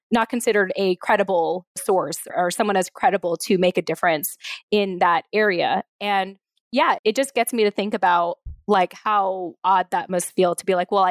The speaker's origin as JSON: {"language": "English", "town": "Yokosuka", "region": "Kanagawa", "country": "Japan", "tie": "born there", "said": "having been a military child with parents from the Philippines, but being born in Japan in Yokosuka military base, you know, on American soil"}